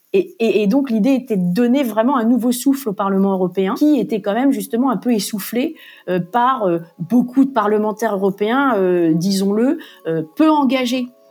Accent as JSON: {"language": "French", "region": "Normandy", "country": "France", "tie": "born or raised there", "also_born_or_lived": "Bristol, United Kingdom / Brussels, Belgium", "moved": "as an adult", "said": "Je suis originaire de la Normandie"}